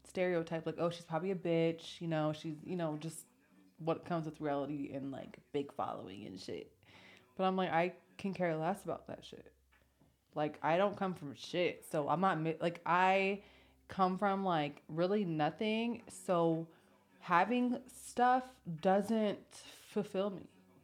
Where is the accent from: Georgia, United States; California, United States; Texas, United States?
California, United States; accent: Valley Girl; moved away as an adult; also born or lived in Florida / New York; now in Las Vegas, United States; I was from California. I mean, I grew up there